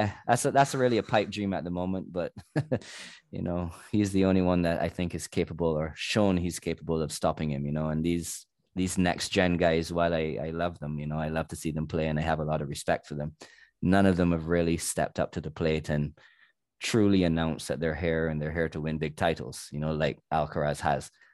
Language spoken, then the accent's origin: English; Barbados; I'm from Barbados, which is a very small nation